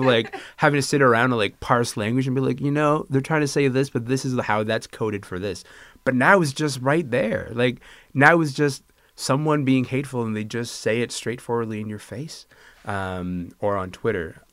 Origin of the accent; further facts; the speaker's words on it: Kingston, Ontario, Canada; I'm from Kingston, Ontario.